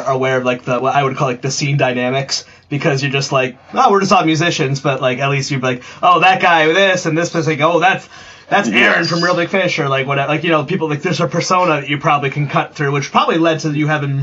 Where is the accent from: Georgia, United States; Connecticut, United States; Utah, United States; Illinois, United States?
Connecticut, United States; I grew up in Connecticut